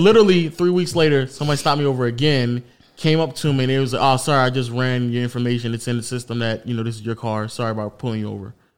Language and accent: English; United States; as an American